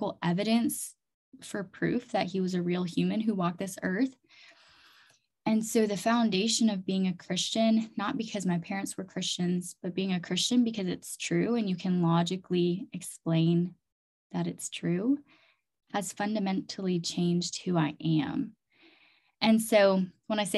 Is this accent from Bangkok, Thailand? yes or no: no; Chiang Mai, Thailand; also born or lived in Fargo, North Dakota; I was born and raised in Chiang Mai, Thailand